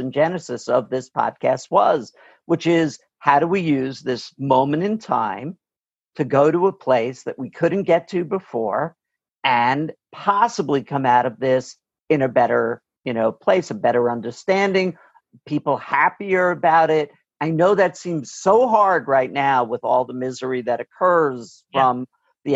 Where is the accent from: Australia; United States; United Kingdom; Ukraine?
United States; New York City, New York; I'm a New York City kid. We'll always be a New York City kid. I grew up in Queens.